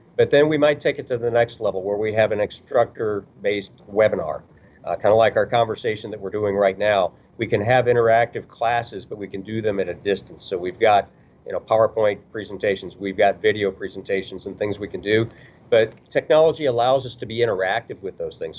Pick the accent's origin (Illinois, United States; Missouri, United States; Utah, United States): Illinois, United States; Chicago; moved away; also born or lived in rural Kentucky / Indianapolis / Kansas City / Wichita; I grew up in Chicago